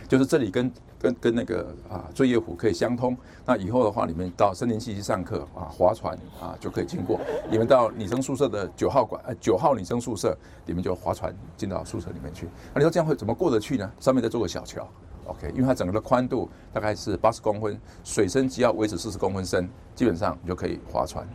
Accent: Taiwan; 我们台湾人

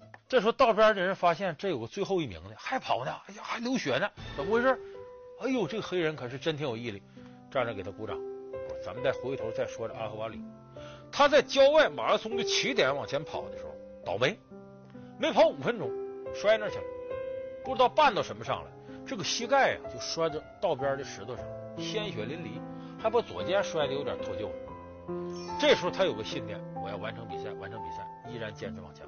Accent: China; 其实这一点呢，对于我们中国人来讲，同样具有强烈的激励作用。

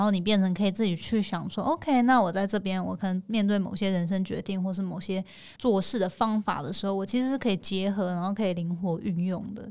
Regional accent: Taiwan; 因为我相信我们每个人在台湾场长大都会好像被迫一定要去学英文

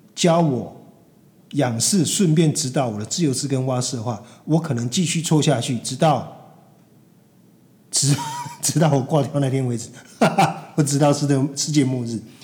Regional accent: Taiwan; 我们这一代台湾的这个三四十岁的中年人

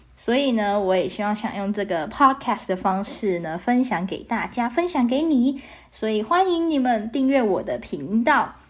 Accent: Taiwan; 我来自台湾

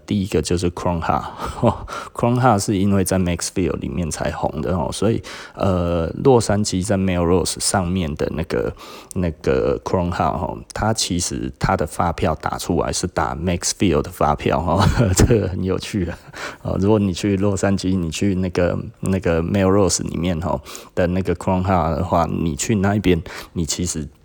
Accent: Taiwan; 我们其实台湾人，哈，特别地崇尚美国的那一种 E M B A 的想法

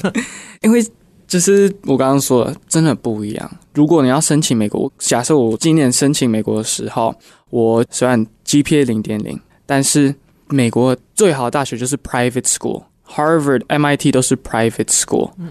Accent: Taiwan; also born or lived in Los Angeles, United States; 我小时候在L A 住，住了三四年吧，还有就国小回来台湾这里，因为我在嗯。台湾出生，其实我从国小到高中都是念公立学校，从国小二年级到高二

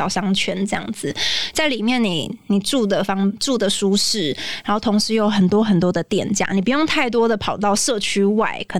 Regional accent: Taipei, Taiwan; 我就是在那边出生长大的，

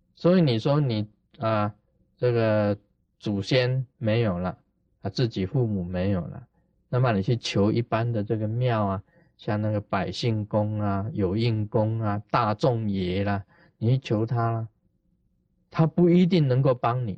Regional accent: Taiwan; 我们台湾人讲的

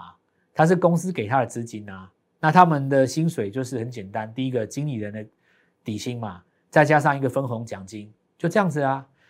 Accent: Taiwan; 那全世界都都需要我们台湾人，台湾人好伟大

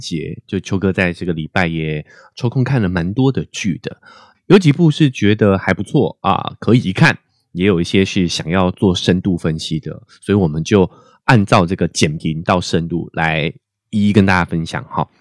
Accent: Taiwan; 我们台湾人的头发也普遍是直发居多

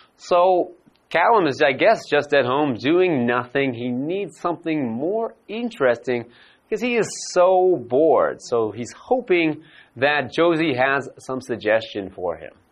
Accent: Vancouver, British Columbia, Canada; my hometown is Vancouver in Canada.

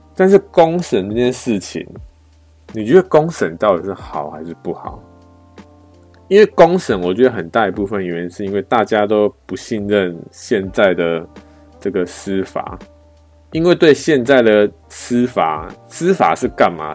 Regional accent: Taiwan; 我们台湾人

